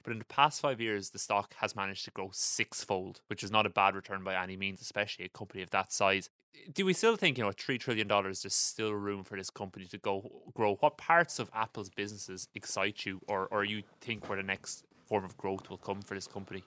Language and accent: English; Ireland; As an Irish person